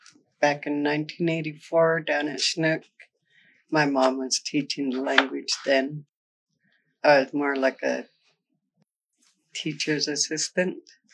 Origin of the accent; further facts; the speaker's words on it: Muckleshoot, Washington, United States; Grew up in Muckleshoot most of my life.